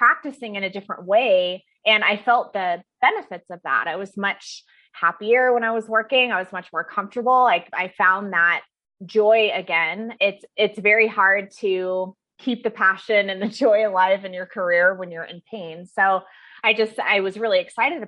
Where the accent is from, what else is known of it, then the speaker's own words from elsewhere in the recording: Fairbanks, Alaska, United States; now in Denver, United States; I'm originally from Alaska. That's where I was born and raised, is Fairbanks, Alaska